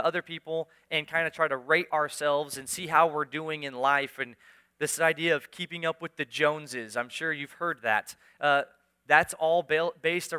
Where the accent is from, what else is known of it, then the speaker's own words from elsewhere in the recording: United States; I was born in America, raised in America, lived my whole life in America